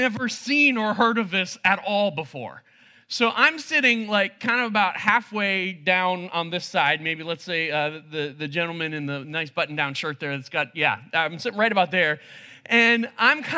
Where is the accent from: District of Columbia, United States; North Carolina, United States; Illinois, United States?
Illinois, United States; Chicago; also born or lived in China; I grew up in the Chicago area for the entirety of my childhood, except for 1 year